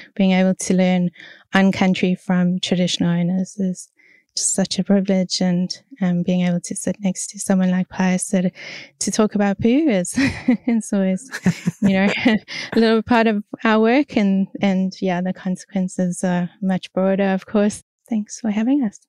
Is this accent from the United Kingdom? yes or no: no; South Africa; moved away as an adult; now in Australia; I'm from South Africa originally and, um, I came over to Australia probably eight years ago now